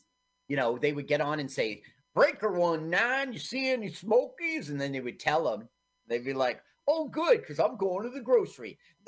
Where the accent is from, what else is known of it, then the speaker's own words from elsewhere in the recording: Milton, Ontario, Canada; Yeah, I grew up in Milton, Ontario, and it was obviously Kleinburg, that house.